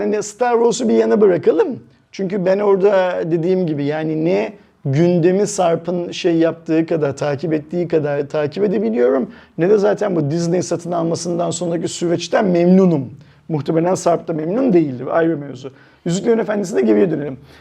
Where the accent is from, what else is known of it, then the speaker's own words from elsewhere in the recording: Turkey; biz Türkler olarak